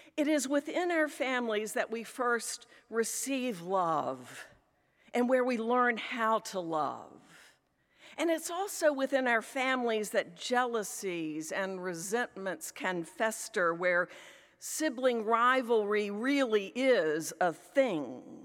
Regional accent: Richmond, Virginia, United States; accent: Southern; also born or lived in Philadelphia area; now in Philadelphia, United States; I grew up in Richmond, Virginia

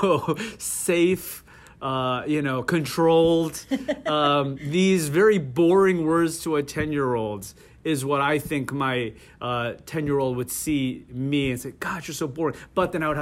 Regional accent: Parsippany, New Jersey, United States; also born or lived in South Korea; I grew up in Parsippany spent my childhood and high school going through growing up in Parsippany

